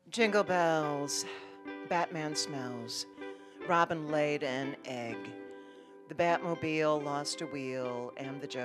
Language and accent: English; Chicago, Illinois, United States; being a Chicagoan